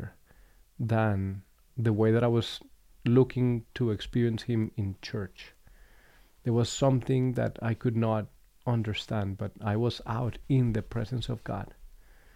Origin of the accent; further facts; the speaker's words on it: Bogota, Colombia; moved away; I grew up in Colombia. I was born and raised in the city of Bogota